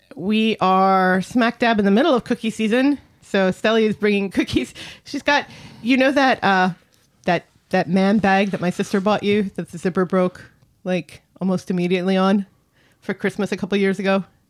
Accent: United States; I am both American

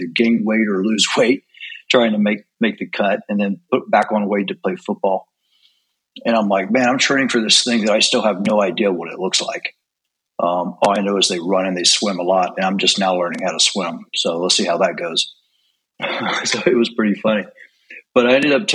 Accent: East Tennessee, United States; also born or lived in Maryland; We actually grew up in Maryland and moved to East Tennessee.

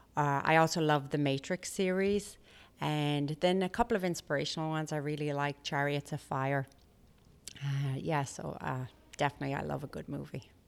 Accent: Limerick, Munster, Ireland; moved away as an adult; now in United States; Limerick City, where I'm from

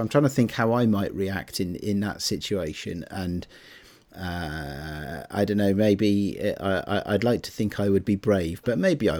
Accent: United Kingdom

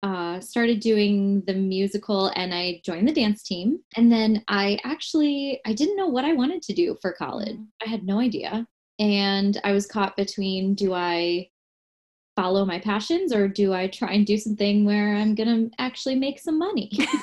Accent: Michigan, United States; moved away; also born or lived in Washington Heights, New York / New Jersey; I'm from Michigan originally. Uh-huh. So the Mitten State.

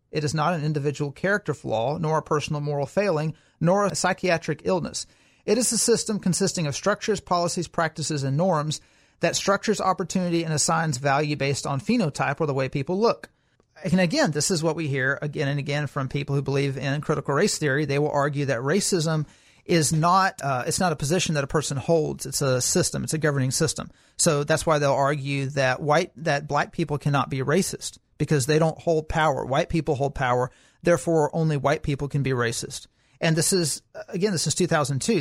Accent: Alabama, United States; I'm from Alabama

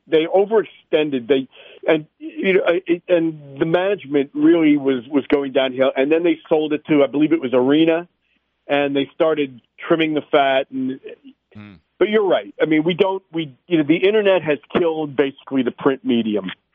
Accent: Atlanta, Georgia, United States; I grew up in Atlanta

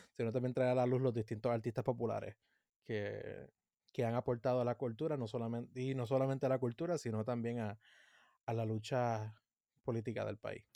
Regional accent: Puerto Rico; lo que tenemos como puertorriqueños

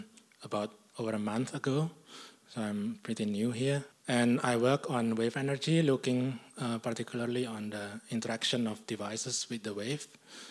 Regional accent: Indonesia; moved away as an adult; also born or lived in Singapore / Norway / England / Denmark; now in Australia; I'm originally from Indonesia. I have a bit of international background, so I've lived in different countries.

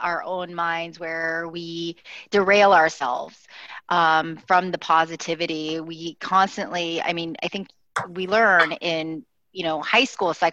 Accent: Utah, United States; now in Chicago, United States; I grew up in Utah. Provo, Salt Lake area

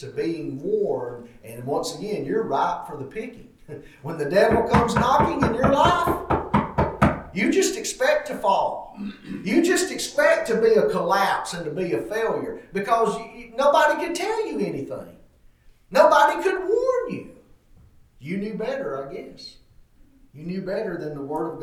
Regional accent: White Plains, Alabama, United States; I grew up in White Plains, Alabama

